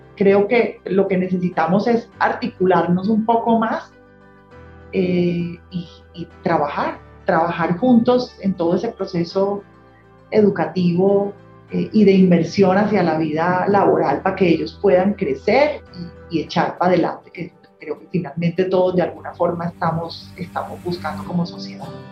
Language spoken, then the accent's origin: Spanish; Colombia; also born or lived in New York